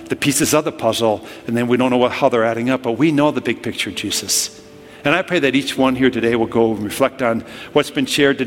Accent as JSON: {"language": "English", "region": "Minnesota", "country": "United States", "said": "I'm from Minnesota"}